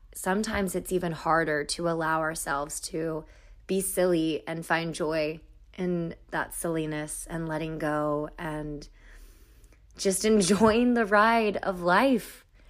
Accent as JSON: {"language": "English", "town": "Raleigh", "region": "North Carolina", "country": "United States", "said": "I'm from North Carolina, I'm from Raleigh"}